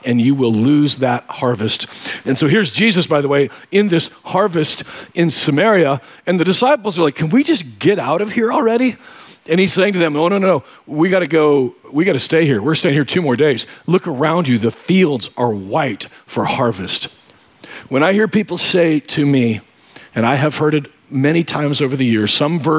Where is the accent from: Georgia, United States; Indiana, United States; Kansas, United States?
Kansas, United States; moved away; I grew up in Kansas-Nebraska border.